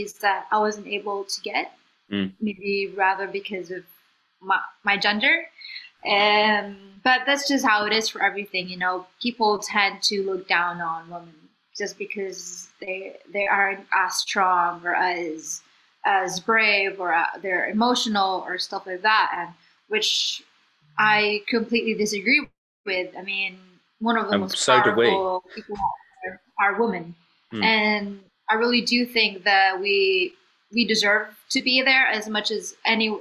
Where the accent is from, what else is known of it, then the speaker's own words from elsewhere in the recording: Philippines; moved away as an adult; I was just from the Philippines